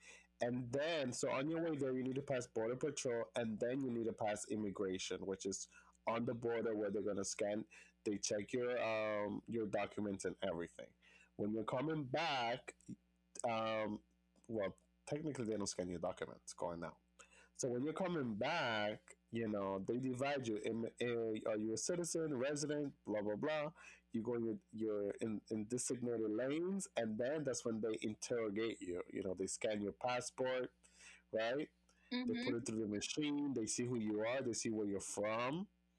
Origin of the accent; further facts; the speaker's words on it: U.S. Virgin Islands; I had issues with immigration before because, you know, I'm from the Virgin Islands and traveling from DR and coming to the United States and blah, blah, blah.